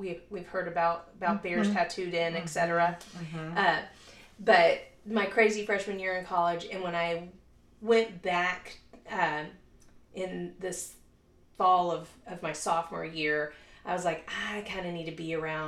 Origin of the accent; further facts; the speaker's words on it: Louisiana, United States; now in Dallas, United States; I am originally from Louisiana.